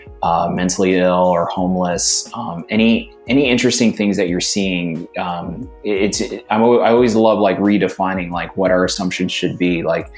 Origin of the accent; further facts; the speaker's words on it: New York City, New York, United States; now in San Francisco, United States; I grew up in Brooklyn, lots of homeless, you know, that I saw growing up. And I'm here in Silicon Valley, downtown San Francisco.